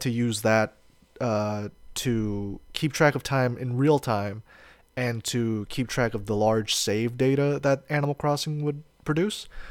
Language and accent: English; United States; I'm an American